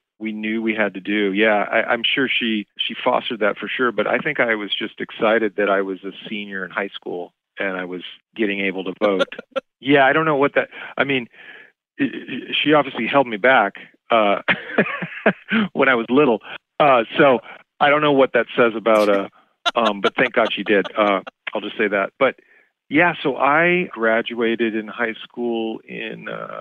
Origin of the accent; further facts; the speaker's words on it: Irvine, California, United States; also born or lived in Los Angeles; I would have been registered in Irvine in my hometown in Orange County